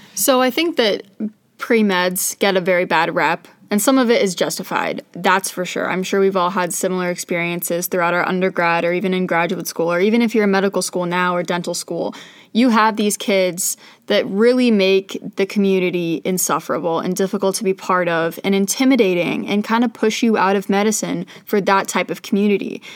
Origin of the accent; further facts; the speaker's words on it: Scottsdale, Arizona, United States; moved away as an adult; now in Pittsburgh, United States; I'm from Scottsdale, Arizona